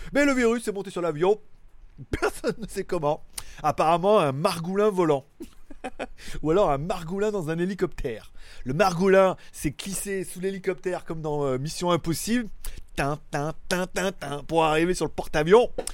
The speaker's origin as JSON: {"language": "French", "country": "France", "tie": "born or raised there", "said": "je suis français, j'ai vécu toute ma vie en France"}